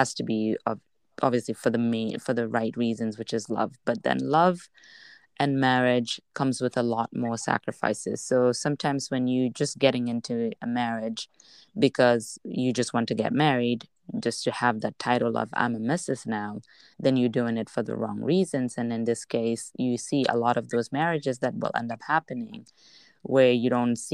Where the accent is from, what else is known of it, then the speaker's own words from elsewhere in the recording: Kanifing South, Gambia; I grew up in Kanafing South